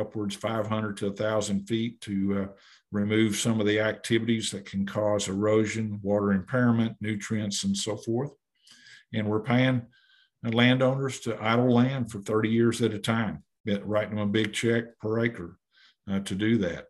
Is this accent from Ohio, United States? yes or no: no; Muskogee, Oklahoma, United States; Growing up in Muskogee